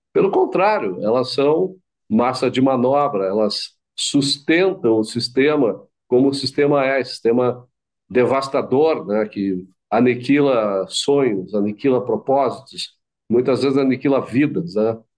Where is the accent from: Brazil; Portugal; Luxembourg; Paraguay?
Brazil; Nosso país, a gente insiste que nós somos brasileiros